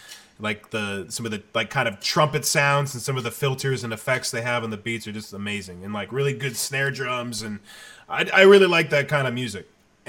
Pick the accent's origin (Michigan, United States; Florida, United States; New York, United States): Michigan, United States; I remember I went to middle school in Michigan. And I went to public school, and I remember, and I had lived in Taiwan before that, so I was like a kid who lived in Taiwan, and then I went to Michigan.